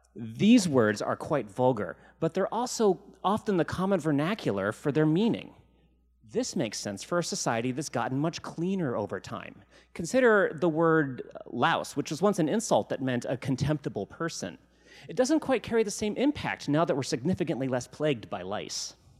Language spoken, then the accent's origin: English; Virginia, United States; now in Seattle, United States; When I was growing up in Virginia